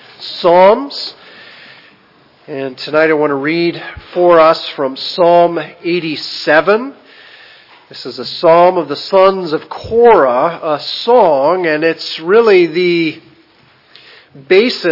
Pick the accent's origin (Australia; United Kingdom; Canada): Canada; moved away as an adult; also born or lived in South Dakota, United States; now in Haiti; I was born in Canada, and so as a natural-born Canadian, had a right to have a Canadian passport